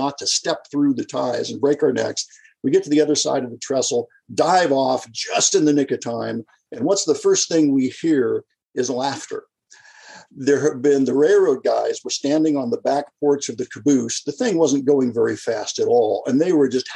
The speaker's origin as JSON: {"language": "English", "region": "California", "country": "United States", "tie": "born or raised there", "also_born_or_lived": "Kansas City", "said": "we moved to California. And I think I was 4 at the time"}